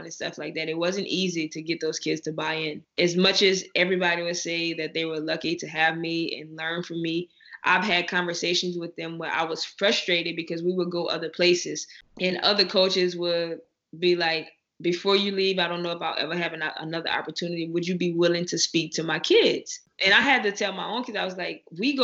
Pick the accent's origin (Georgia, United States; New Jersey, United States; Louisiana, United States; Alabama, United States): Louisiana, United States; I'm from Louisiana, so our seasoning is like none other.